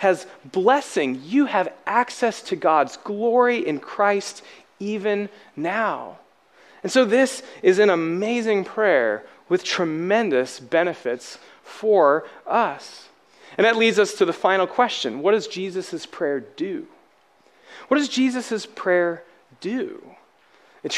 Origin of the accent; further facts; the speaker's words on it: Alabama, United States; I'm from Alabama.